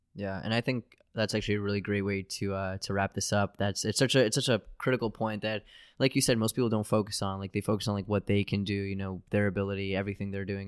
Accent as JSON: {"language": "English", "country": "United States", "said": "I'm an American"}